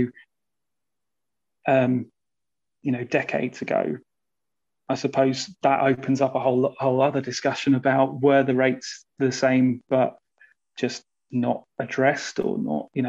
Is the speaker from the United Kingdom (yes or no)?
yes; United Kingdom; being British